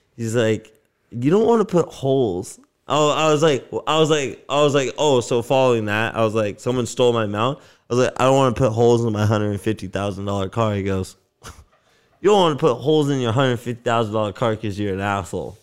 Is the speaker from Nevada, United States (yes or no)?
yes; Las Vegas, Nevada, United States; also born or lived in Canada; now in Vancouver, Canada; growing up in Vegas, it was the same fucking house every